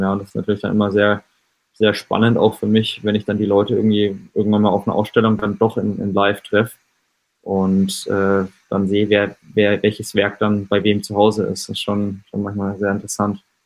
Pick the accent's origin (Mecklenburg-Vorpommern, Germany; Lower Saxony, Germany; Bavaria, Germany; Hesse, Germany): Bavaria, Germany; Schweinfurt; moved away as an adult; also born or lived in Nuremberg; von meinem Heimatort Schweinfurt in kleinen Unterfranken